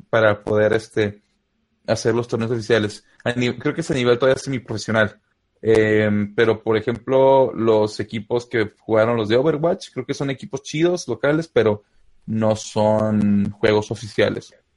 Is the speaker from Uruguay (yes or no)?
no; Guanajuato, Mexico; yo soy de un pueblo por ahí perdido en Guanajuato